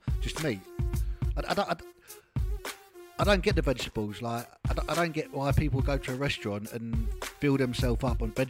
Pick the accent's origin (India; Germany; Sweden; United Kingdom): United Kingdom; England; moved away as an adult; now in Abu Dhabi, United Arab Emirates; being English, you know, we love the roast dinners.